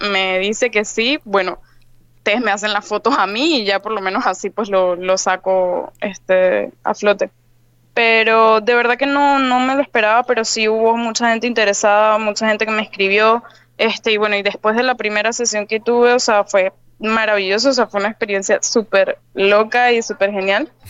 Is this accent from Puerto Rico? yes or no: no; Venezuela; moved away as an adult; also born or lived in Spain; now in Panama; yo soy venezolana